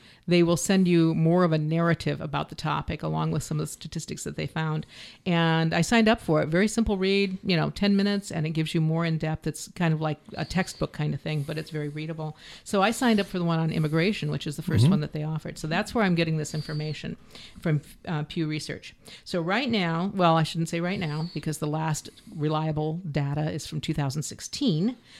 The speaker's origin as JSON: {"language": "English", "country": "Canada", "said": "I'm from Canada."}